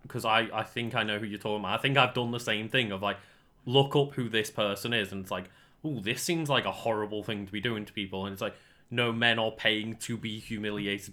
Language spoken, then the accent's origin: English; United Kingdom; we are British streamers rather than, like, American streamers